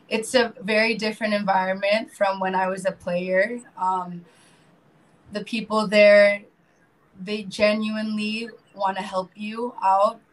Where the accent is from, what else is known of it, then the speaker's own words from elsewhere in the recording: Marin County, north of San Francisco, California, United States; moved away as an adult; now in Philippines; I grew up um, in the States, uh, north of San Francisco, called uh, Marin County.